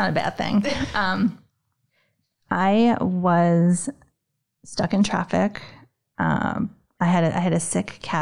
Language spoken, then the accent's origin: English; New York, United States; moved away as an adult; now in Boston, United States; I grew up in New York, and when I moved here, I originally came for graduate school